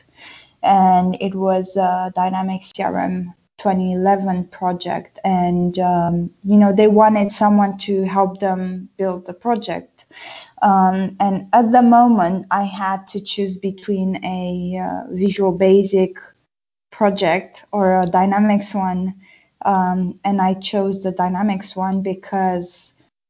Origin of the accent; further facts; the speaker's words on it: Brașov, Brașov County, Romania; English is a second language; moved away as an adult; also born or lived in Bristol / London; now in United Kingdom; I'm from Brașov, Transylvania.